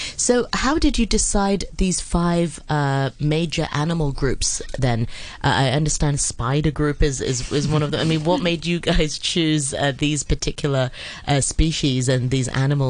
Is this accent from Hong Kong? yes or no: yes; Hong Kong; I'm born and raised in Hong Kong.